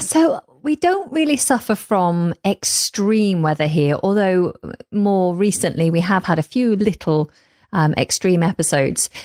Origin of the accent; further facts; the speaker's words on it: the north of England, United Kingdom; moved away as an adult; now in London, United Kingdom; I actually hail from the north of England, but have been living for over a decade now down in London.